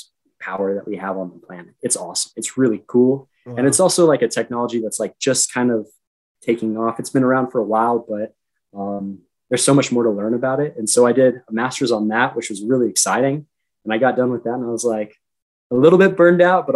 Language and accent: English; Reno, Nevada, United States; I'm from Reno